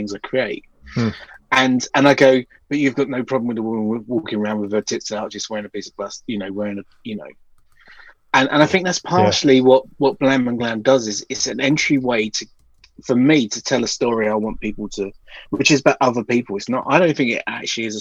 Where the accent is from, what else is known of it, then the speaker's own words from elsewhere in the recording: United Kingdom; we're very British